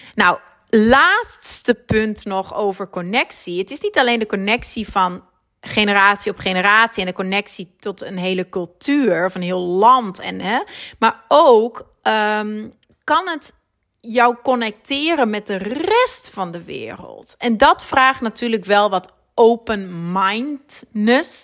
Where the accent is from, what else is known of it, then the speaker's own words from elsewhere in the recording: Netherlands; moved away as an adult; now in Belgium; ik ben Nederlands natuurlijk